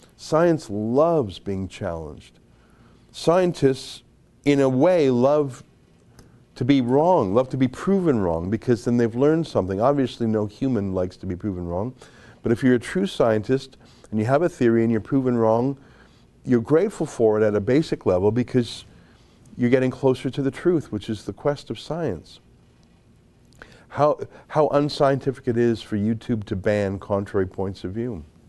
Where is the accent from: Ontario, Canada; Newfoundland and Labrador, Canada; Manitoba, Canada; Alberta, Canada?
Alberta, Canada; Calgary; now in Toronto, Canada; I grew up in Calgary, not a lot of Italian people out there